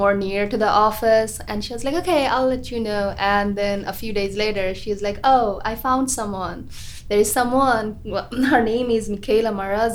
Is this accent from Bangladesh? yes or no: yes; Bangladesh; moved away as an adult; also born or lived in Muncie, Indiana; now in United States; I grew up in Bangladesh, and I have a degree, undergrad degree in architecture from Bangladesh.